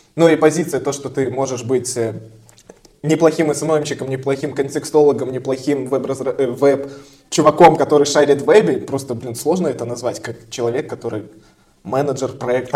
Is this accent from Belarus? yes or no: yes; Belarus; я тоже белорус